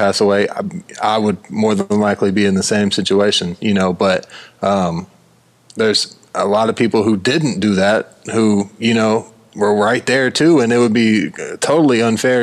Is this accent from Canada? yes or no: no; United States; an American guy from America